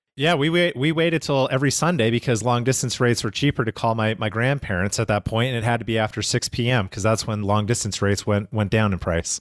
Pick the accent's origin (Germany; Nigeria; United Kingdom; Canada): Canada; Calgary, Alberta; now in United States; growing up in Canada